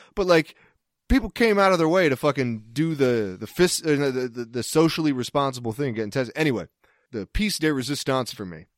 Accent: East Coast, United States; moved away; I'm from the East Coast

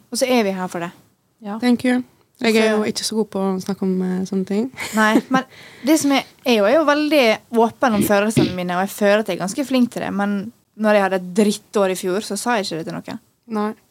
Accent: Norway; jeg tror det er veldig fordi vi er nordmenn nå.

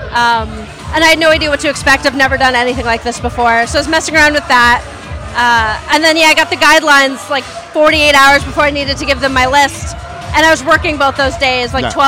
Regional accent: Gardiner, New York, United States; I'm from the Hudson Valley, specifically Gardner, New York, very small town

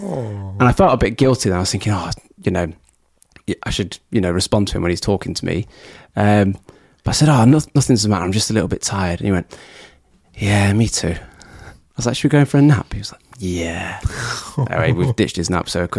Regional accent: United Kingdom; we're British

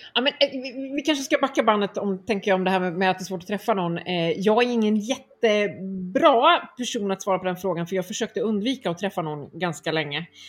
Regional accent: Örebro, Örebro County, Sweden; moved away as an adult; also born or lived in Stockholm; Jag kommer från Örebro där jag nu också eh, bor igen efter ett antal år i, i eh, Stockholm.

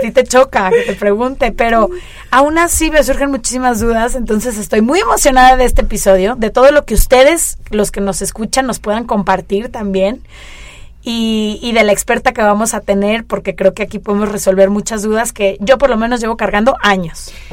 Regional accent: Mexico; como mexicana

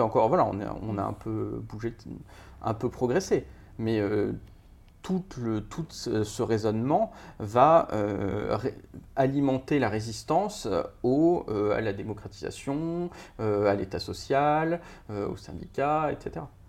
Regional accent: Paris, Île-de-France, France; j'ai 40 ans, je suis parisien

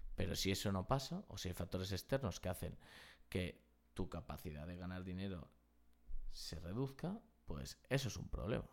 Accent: Spain; los españoles tenemos

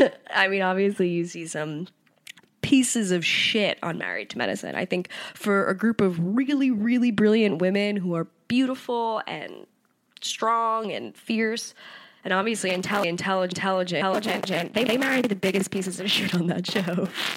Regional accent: New York, United States; I'm a New Yorker

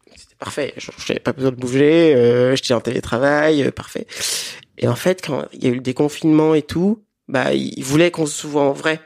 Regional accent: Benin; moved away as an adult; now in France; j'ai grandi au Bénin, en Afrique de l'Ouest, et je suis arrivé en France ça fait dix ans

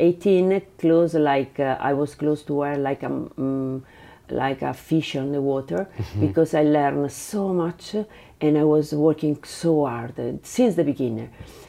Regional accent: Bari, Apulia, Italy; English is a second language; It was a master post-graduation because I came from Bari with my graduation in history of art.

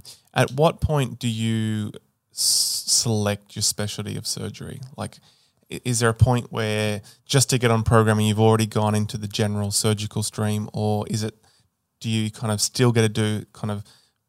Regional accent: Taree, New South Wales, Australia; So I grew up in Taree, New South Wales.

